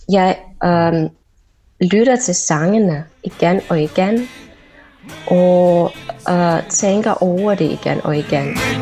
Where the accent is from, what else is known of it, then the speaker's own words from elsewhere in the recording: Moscow, Russia; Danish is a second language; jeg er russer, og jeg har boet i Moskva hele mit liv.